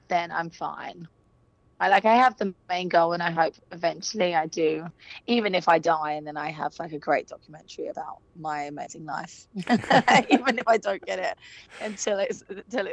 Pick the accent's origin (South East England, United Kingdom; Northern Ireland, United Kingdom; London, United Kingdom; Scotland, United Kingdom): London, United Kingdom; moved away as an adult; now in Los Angeles, United States; I grew up in London